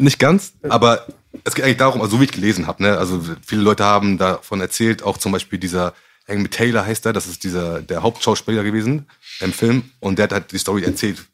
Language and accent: German; Gambia; also born or lived in Hamburg; Ich komme nicht aus Ghana, ich komme aus Gambia